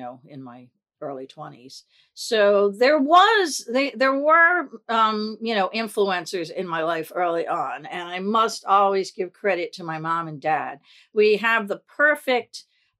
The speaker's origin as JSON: {"language": "English", "town": "Glenside", "region": "Pennsylvania", "country": "United States", "tie": "born or raised there", "also_born_or_lived": "Philadelphia, Pennsylvania"}